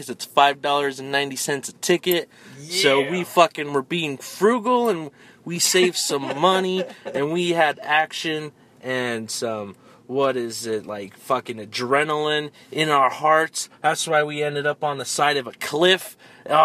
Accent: Denver, Colorado, United States; moved away; we're from Colorado and Denver

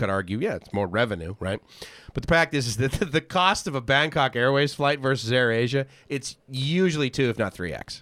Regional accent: Boston, Massachusetts, United States; moved away as an adult; also born or lived in Southern California; I lasted twenty years in Boston

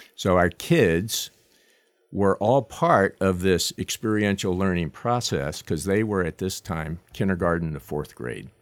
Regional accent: Long Island, New York, United States; moved away; I wasn't born there, but I grew up there

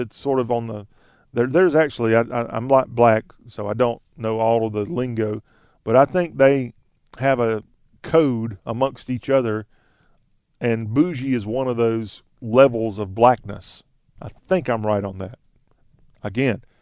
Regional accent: the South, United States; I'm not from Wisconsin. I'm from the South

